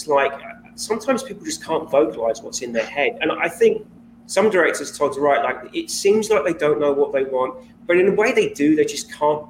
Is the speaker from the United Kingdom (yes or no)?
yes; Kent, South East England, United Kingdom; accent: south of England; My accent? Yeah. It's south of England. It's Kent. So it's basically like just a little bit southeast of London.